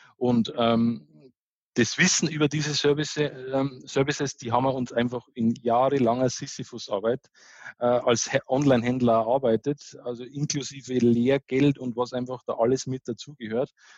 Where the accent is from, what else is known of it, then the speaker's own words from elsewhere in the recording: Bavaria, Germany; accent: Bavarian dialect; du hörst das ja ein bisschen an meinem, an meinem Dialekt, ich bin bayerischer Typ